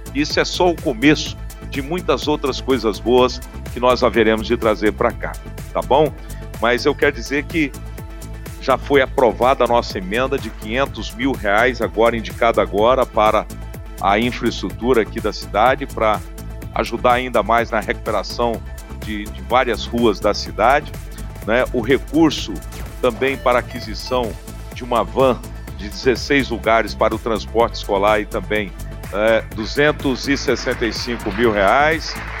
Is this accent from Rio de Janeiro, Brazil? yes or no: no; Araxá, Minas Gerais, Brazil; Eu que sou lá de Araxá, conterrâneo do governador Zema